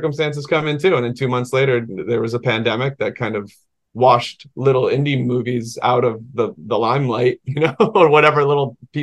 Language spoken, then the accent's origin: English; Georgia, United States; the public library in this town I grew up in Georgia